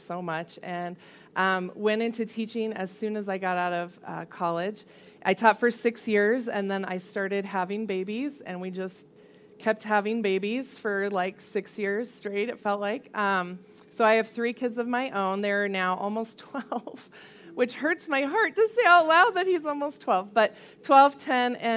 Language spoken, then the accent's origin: English; Colorado Springs, Colorado, United States; I grew up mostly here in Colorado Springs